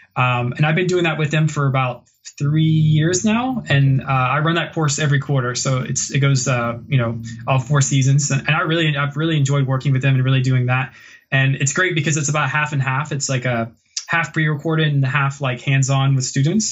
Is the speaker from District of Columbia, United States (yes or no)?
no; Virginia, United States; moved away as an adult; now in Vancouver, Canada; I, am from the South originally in Virginia, and I, I love Virginia and I, I love where I'm, I'm, from